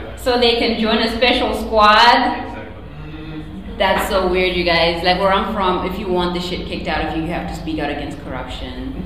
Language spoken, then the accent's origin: English; Zimbabwe; now in United States; I was born in a country called Zimbabwe, which is not South Africa or Nigeria